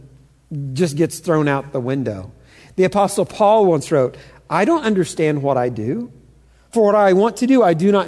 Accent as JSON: {"language": "English", "town": "Louisville", "region": "Kentucky", "country": "United States", "tie": "born or raised there", "also_born_or_lived": "Knoxville, Tennessee", "said": "I grew up in Knoxville. I was born in Knoxville. My dad's a UT grad. I grew up rooting for the Vols. Then we moved to Louisville, Kentucky when I was about 6 years old. And when I grew up in Louisville"}